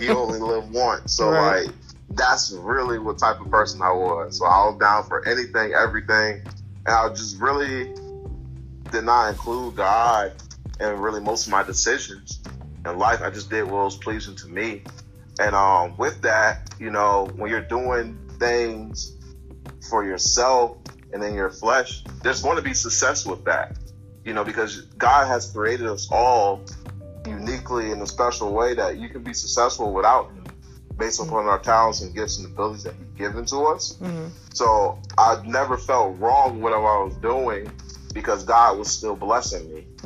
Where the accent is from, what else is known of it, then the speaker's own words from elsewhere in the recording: Virginia, United States; I'm originally from Virginia